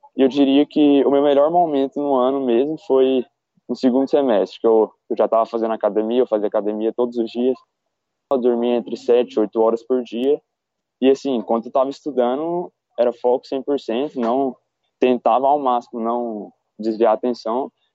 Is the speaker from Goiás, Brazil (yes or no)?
yes; Goiânia, Goiás, Brazil; moved away as an adult; also born or lived in Brasília; now in São Paulo, Brazil; eu sou de Goiânia, é, nasci em Brasília